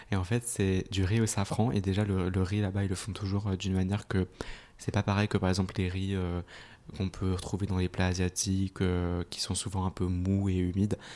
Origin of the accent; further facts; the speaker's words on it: Switzerland; En Suisse.